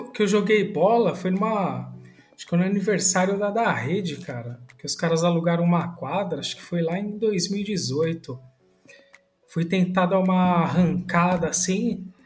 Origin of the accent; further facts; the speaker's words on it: São Paulo, Brazil; Sou de São Paulo, cara. Nasci